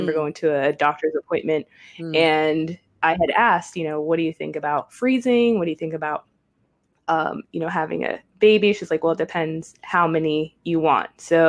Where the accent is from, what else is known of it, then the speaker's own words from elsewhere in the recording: New Jersey, United States; I'm from New Jersey, live in New Jersey now, moved here with my husband a few years ago, bought a place